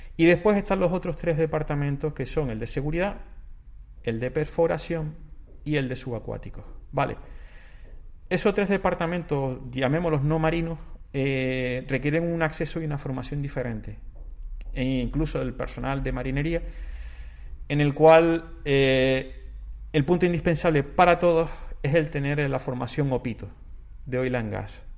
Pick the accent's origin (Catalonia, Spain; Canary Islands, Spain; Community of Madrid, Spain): Canary Islands, Spain; Tenerife; soy de Wimar, un pueblito de Tenerife, y siempre he estado en contacto con, con el mar